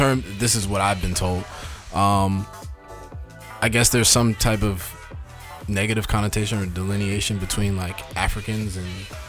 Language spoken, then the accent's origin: English; Maryland, United States; also born or lived in Washington, District of Columbia, United States; Born in DC, raised in Maryland.